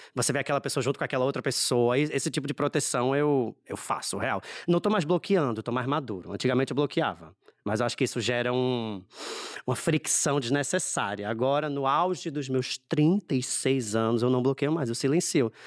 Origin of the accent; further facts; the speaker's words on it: Recife, Pernambuco, Brazil; accent: Nordestino; Recifense, cem por cento recifense. Meus pais são da Paraíba, mas eu nasci no Recife já.